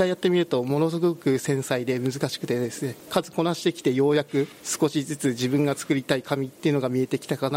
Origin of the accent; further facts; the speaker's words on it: Yamagata, Japan; also born or lived in Tokyo; now in Iwaki, Japan; 私は山形県出身で直近は東京の方にいたんですけれども、まあ、地元である東北の方に近い方がいいなと思っていわきの方に来ました